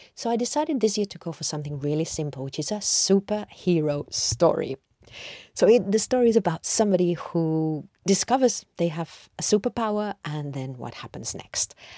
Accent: Madrid, Community of Madrid, Spain; moved away as an adult; now in London, United Kingdom; I grew up in Madrid and I've lived in London now for more than half my life

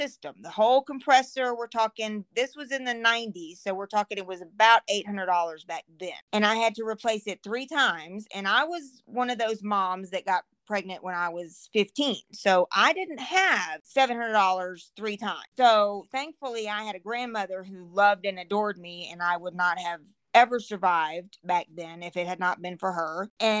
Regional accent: Florida, United States; moved away as an adult; also born or lived in Texas / Alabama; now in Colorado, United States; There's some Cajun in there, and then there's some Alabama in there, and then I was raised in Florida, and then I spent 10 years in Texas, and now I'm lost and live in Colorado.

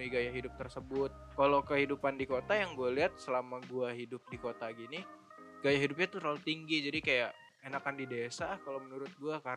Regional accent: Jakarta, Indonesia; kampung gue Jakarta

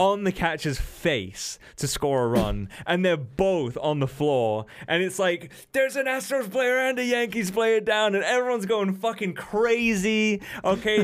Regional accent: England, United Kingdom; I'm English

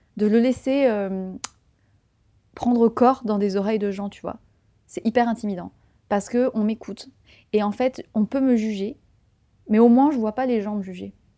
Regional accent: Tarn, Occitania, France; moved away as an adult; now in Paris, France; J'ai grandi dans le Tarn

